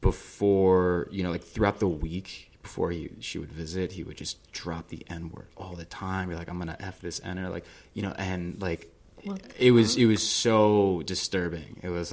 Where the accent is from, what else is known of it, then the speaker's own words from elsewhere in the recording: New Jersey, United States; also born or lived in Manhattan, New York; I was born in Manhattan, but I grew up in the suburbs of New Jersey, just outside the city.